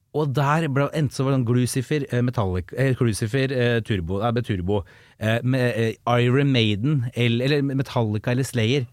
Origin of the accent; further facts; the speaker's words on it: Vestby, Akershus, Norway; på 2000-tallet i Follo, der jeg er fra Vestby